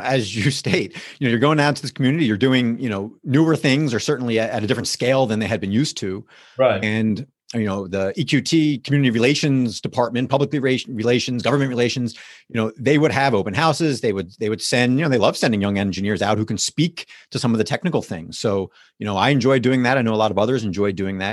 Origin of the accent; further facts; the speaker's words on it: West Orange, New Jersey, United States; moved away as an adult; also born or lived in Notre Dame, Indiana; now in Pittsburgh, United States; I was born and raised in New Jersey, so what uh, part of East Coast there, uh, northern New Jersey, about ten or fifteen miles outside of New York City.